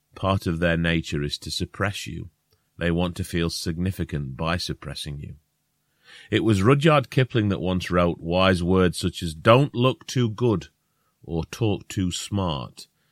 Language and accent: English; Northern England, United Kingdom; accent: northern; If we have a northern accent